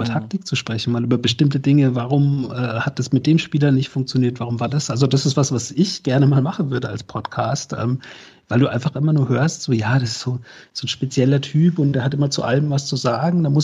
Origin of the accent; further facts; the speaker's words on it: Freiburg, Baden-Württemberg, Germany; gerade als Freiburger, weil man normalerweise äh, ja, wir sind ja harmlos, uns mag ja jeder.